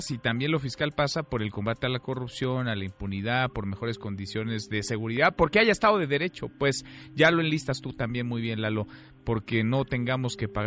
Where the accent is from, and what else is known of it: Mexico